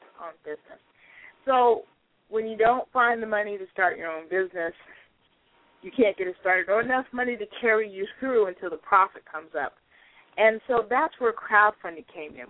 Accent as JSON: {"language": "English", "town": "Pasadena", "region": "California", "country": "United States", "tie": "born or raised there", "also_born_or_lived": "Brooklyn, New York", "said": "I spent most of my time growing up in the Pasadena, Altadena"}